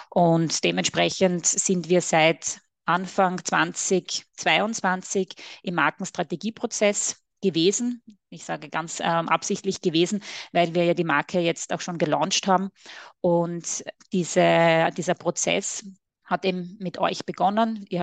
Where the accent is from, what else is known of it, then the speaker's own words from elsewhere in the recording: Styria, Austria; accent: Austrian; mit Sitz in der schönen Oststeiermark in Österreich. Man hört es natürlich auch etwas an meinem Akzent.